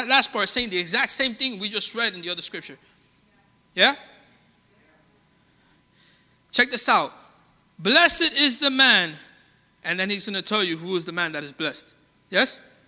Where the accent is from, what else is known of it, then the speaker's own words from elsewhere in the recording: Colombia; born there; I was born in Colombia. I know it doesn't look like it. It always surprises people when we're talking.